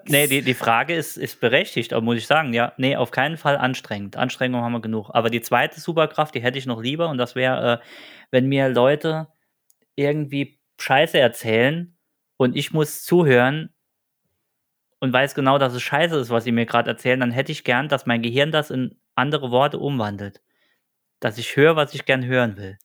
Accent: Saarland, Germany; Und wir sind äh, zwei nette Gesellen aus dem Saarland

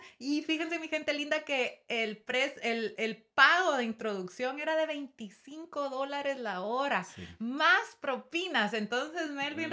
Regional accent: Guatemala; moved away as an adult; now in United States; yo amo mi país y estoy muy orgullosa de donde vengo

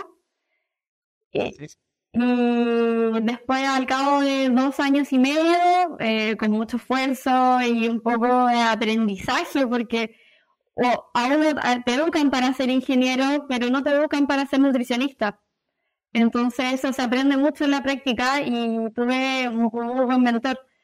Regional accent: Viña del Mar, Valparaíso, Chile; also born or lived in Valdivia; soy de Viña del Mar, una, zona costera de Chile

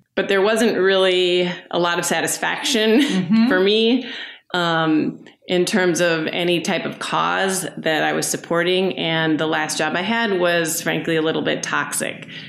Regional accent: Minneapolis, Minnesota, United States; I am from Minneapolis. I grew up here. I left for a while

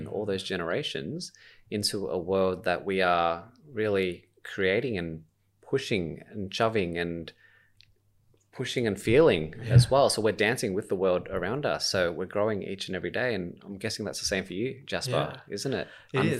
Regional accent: Australia; my parents are refugees and they came over by boat via a Malaysian refugee camp, right? But I'm still Australian.

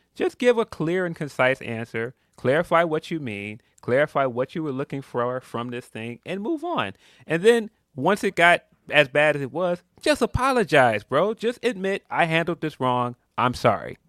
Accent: Chicago, Illinois, United States; I'm from Chicago

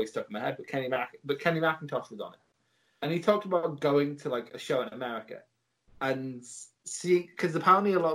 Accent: United Kingdom; I'm British

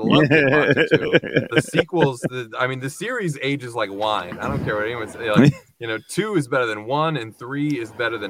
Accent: Chicago, Illinois, United States; But I, you know, growing up in Chicago, I know fucking damn well he made, like, Michael Jordan, A Basketball Journey

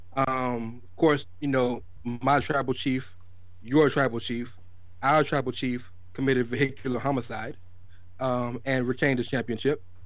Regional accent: the South, United States; I'm from the South

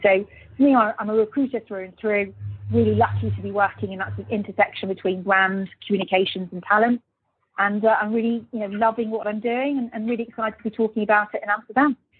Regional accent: Birmingham, West Midlands, United Kingdom; moved away; also born or lived in Luxembourg / London; I'm a British person born in Birmingham, so very proud of being from Birmingham.

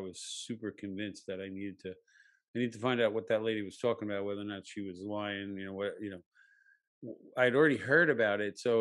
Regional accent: United States; growing up in America, white male

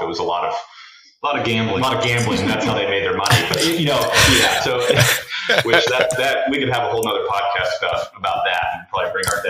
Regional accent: Tucson, Arizona, United States; we grew up in Tucson, Arizona

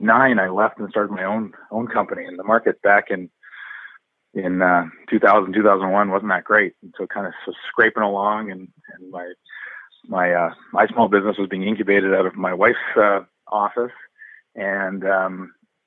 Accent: Vancouver, British Columbia, Canada; I grew up in Vancouver and went to UBC and met my wife there, and have always lived and worked here in Vancouver

